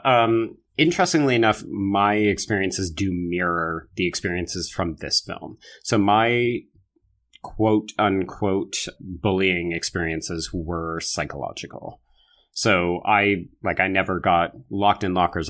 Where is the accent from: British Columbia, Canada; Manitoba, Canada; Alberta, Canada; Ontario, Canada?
Alberta, Canada; I grew up in Alberta